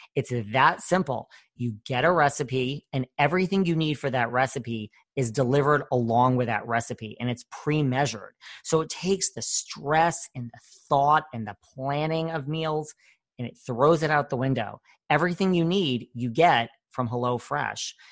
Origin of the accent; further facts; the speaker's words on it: Connecticut, United States; I'm from Connecticut